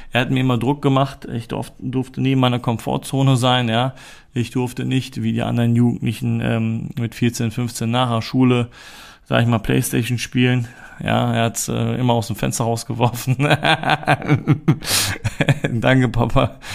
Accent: Germany; born there; meine Eltern ähm, sind in den 90er Jahren äh, nach Deutschland gezogen und ich bin hier auch in Deutschland geboren und komme auch aus der Türkei.

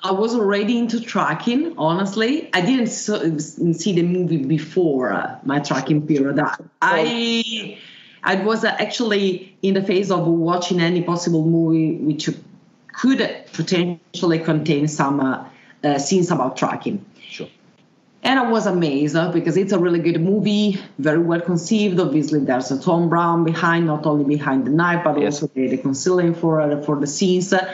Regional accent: Italy; English is a second language; I was born in Italy. I got a remote uh, Slovenian origins and also remote German.

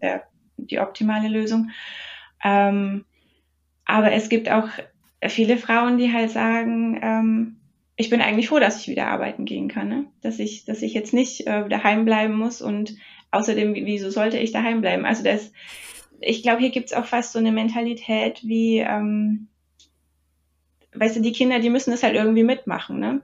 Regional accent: Germany; now in New Jersey, United States; Wir als, als Deutsche

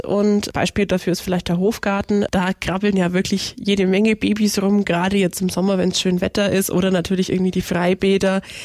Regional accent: Bobingen, Bavaria, Germany; ich bin in Bobingen groß geworden

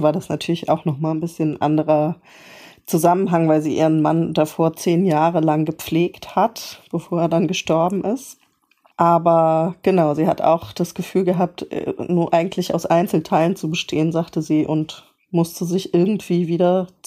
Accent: Mainz, Rhineland-Palatinate, Germany; Ich bin äh, in Mainz aufgewachsen, Mainzer Mädchen

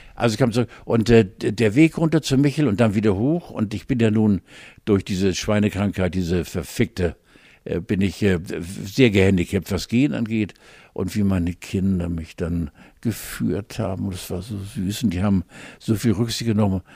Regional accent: Northern Germany, Germany; ich bin Norddeutscher

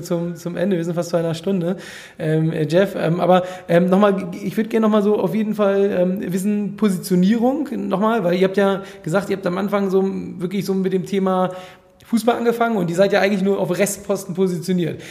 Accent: Hamburg, Germany; ich komme ja hier aus Hamburg

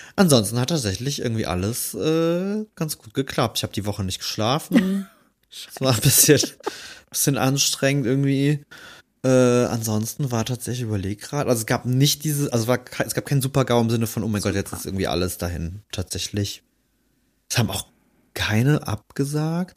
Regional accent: Rhineland, Germany; als Rheinländer

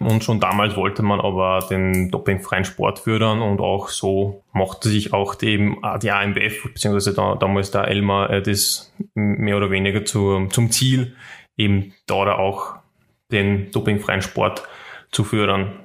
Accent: Schwertberg, Upper Austria, Austria; in Schwertberg, also in meiner Heimatstadt

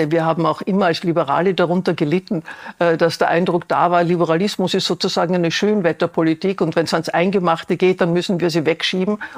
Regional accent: Vienna, Austria; Ich als Wienerin habe ein Beispiel

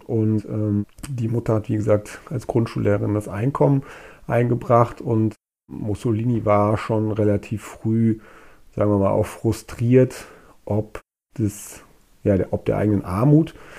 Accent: Germany; bei uns in Deutschland

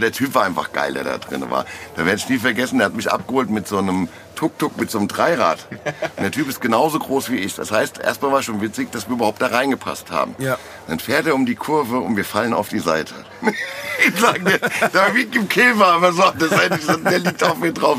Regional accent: Frankfurt, Hesse, Germany; wie bei uns in Frankfurt

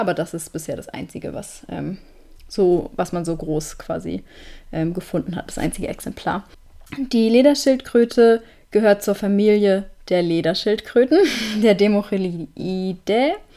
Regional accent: Northern Germany, Germany; now in Konstanz, Germany; in da wo ich herkomme, heißt, wir nennen das Mutzen, aber ich glaube auf jeden Fall, zumindest im Norden, überall im Norden findet man das auch unter Schmalzgebäck

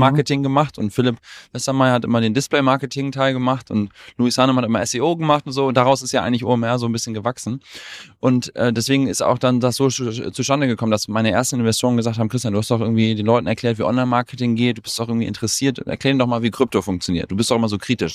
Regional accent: Germany; wir sind beide durchs deutsche Bildungssystem gegangen. Also mein Co-Founder und ich, wir sind beide Deutsche

